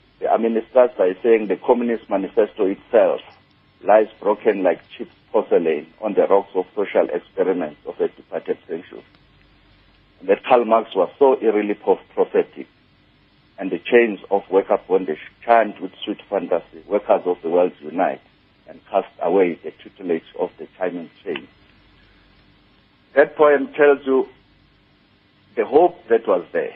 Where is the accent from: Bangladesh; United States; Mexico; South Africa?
South Africa; I come from a different world altogether. I was coming from Africa, and now I was in America.